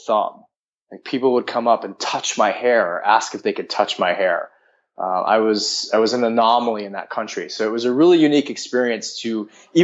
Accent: Connecticut, United States; moved away; also born or lived in Tokyo, Japan; I am from the East Coast of the U.S., from Connecticut, which is a small state outside of New York. And I lived there for the vast majority of my upbringing, with the exception of a five-year stint that I spent in Tokyo.

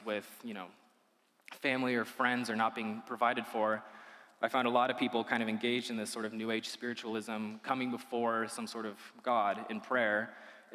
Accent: Idaho, United States; also born or lived in Illinois; I grew up here in Idaho, though I was originally born in Illinois.

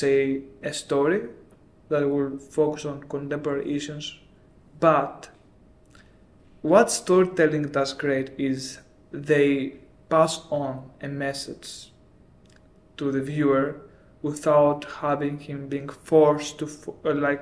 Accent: Athens, Attica, Greece; moved away as an adult; also born or lived in Milan, Italy / London, United Kingdom; I grew up in Greece

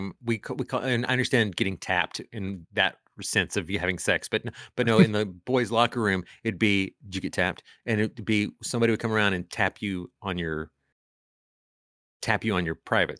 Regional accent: Honduras; But I'll also say that like I grew up, even though I am Hispanic and from Honduras, I grew up in a pretty heteronormative white male world.

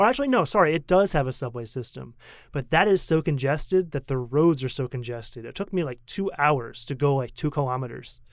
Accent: United States; moved away as an adult; also born or lived in Korea; now in Taiwan; as a kid growing up in America

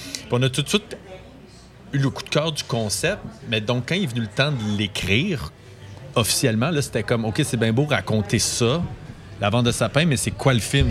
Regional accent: Sherbrooke, Quebec, Canada; je viens de Sherbrooke

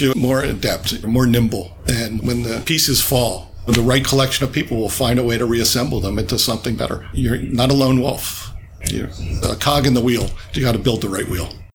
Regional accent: coastal New Jersey, United States; moved away as an adult; also born or lived in California; I was from central Jersey, coastal New Jersey

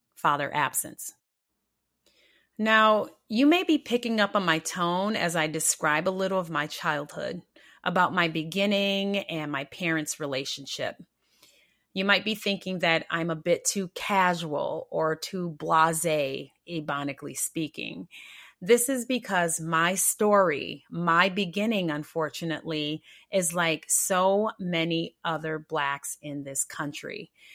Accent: Rochester, New York, United States; moved away; also born or lived in Minnesota; I was born in Rochester, New York, and my childhood was the stereotypical poor black experience

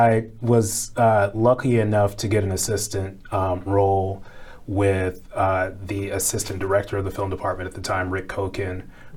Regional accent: St. Louis, Missouri, United States; now in Chicago, United States; I came to Chicago from St. Louis and went to Columbia College Chicago, like a lot of film folks in Chicago do.

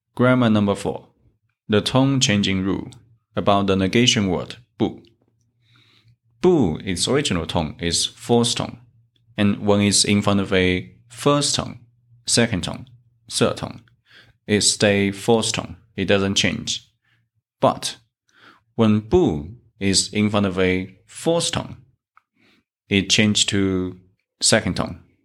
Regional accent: China; from China.

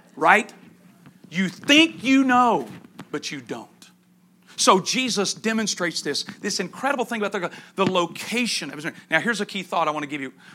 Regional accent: East Texas, United States; I grew up in East Texas

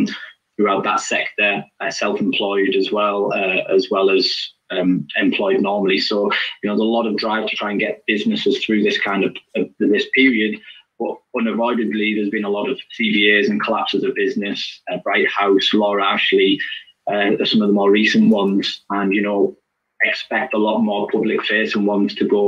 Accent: United Kingdom; being British

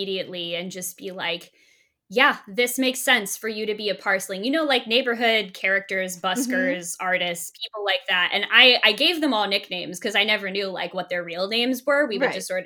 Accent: near St. Augustine, Florida, United States; moved away; I grew up very close to St. Augustine, Florida. Like, I'm from Florida originally.

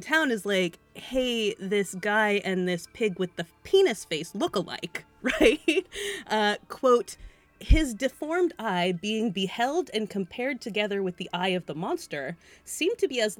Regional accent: Massachusetts, United States; Which is just northeast of me here, or just south of me when I was growing up in Massachusetts.

